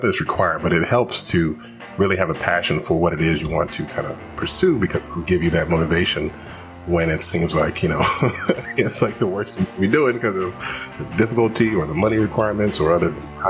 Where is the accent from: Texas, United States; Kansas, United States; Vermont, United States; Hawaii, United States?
Texas, United States; Houston; I was born and raised in Houston, Texas. So I'm, you know, from the South.